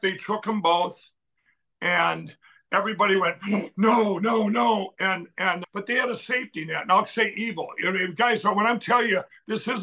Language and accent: English; Minnesota, United States; my home state of Minnesota